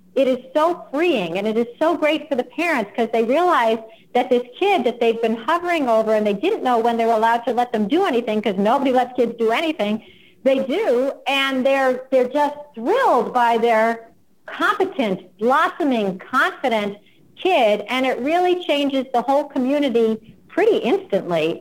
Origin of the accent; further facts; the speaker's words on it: United States; first language English; I'm American and that's all I speak